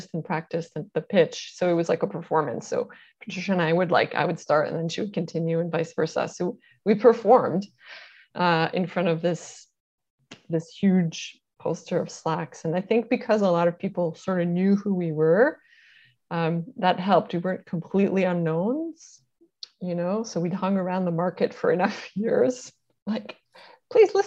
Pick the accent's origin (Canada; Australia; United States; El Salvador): Canada; we're Canadian